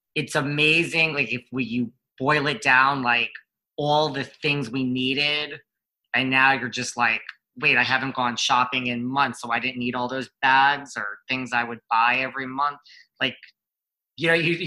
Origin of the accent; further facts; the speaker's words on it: New York area, United States; I was born and raised in the New York area